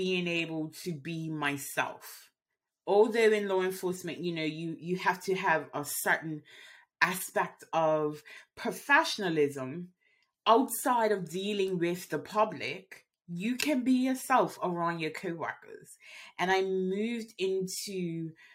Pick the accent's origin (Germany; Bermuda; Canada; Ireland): Bermuda; moved away as an adult; I grew up in Bermuda